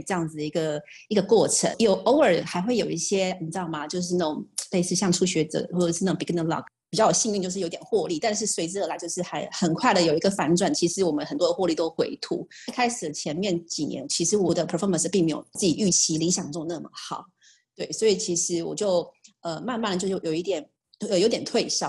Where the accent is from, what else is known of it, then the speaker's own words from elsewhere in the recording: Taiwan; 在出生台湾家庭，